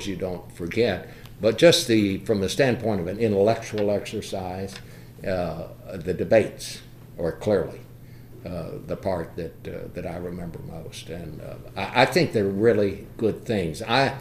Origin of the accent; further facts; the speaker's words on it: Fort Worth, Texas, United States; I went to high school in Fort Worth